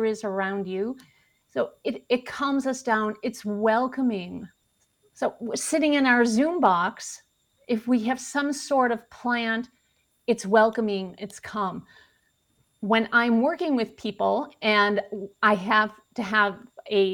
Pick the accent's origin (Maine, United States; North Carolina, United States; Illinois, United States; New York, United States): Illinois, United States; Chicago; I'm from Chicago.